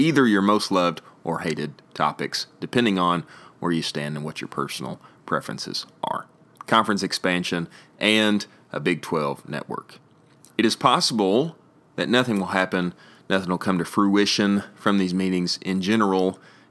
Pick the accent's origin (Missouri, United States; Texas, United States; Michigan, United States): Texas, United States; Irving; it is finally happening in Irving, Texas, my hometown